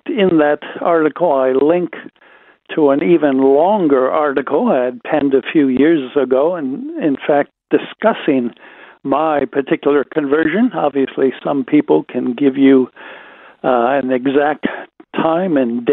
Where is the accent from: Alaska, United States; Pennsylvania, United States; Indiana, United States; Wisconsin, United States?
Wisconsin, United States; Wisconsin boy living in a small town, Wisconsin